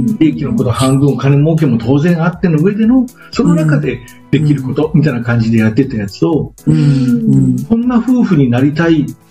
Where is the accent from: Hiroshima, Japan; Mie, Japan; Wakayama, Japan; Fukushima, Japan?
Mie, Japan; Miyagawa village, Osugidani; 僕の実家は宮ヶ村大杉谷っていうすごい田舎なので